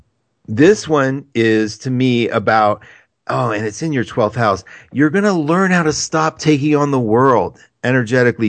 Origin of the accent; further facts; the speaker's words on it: Charleston, West Virginia, United States; I'm from Charleston